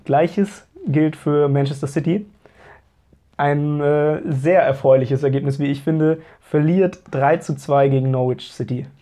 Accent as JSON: {"language": "German", "region": "Hamburg", "country": "Germany", "said": "als Hamburger"}